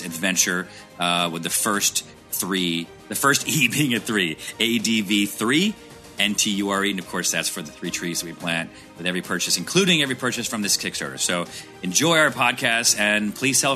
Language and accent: English; Syracuse, New York, United States; I grew up in Syracuse, and so when I tell people Syracuse, New York